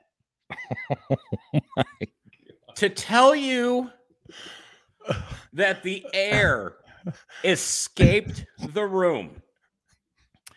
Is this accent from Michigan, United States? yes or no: yes; Detroit, Michigan, United States; moved away as an adult; now in Las Vegas, United States; I was living in Detroit, where I'm from